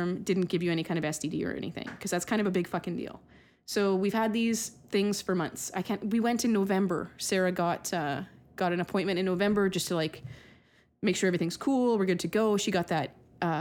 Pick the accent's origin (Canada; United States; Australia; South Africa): Canada; I'm Canadian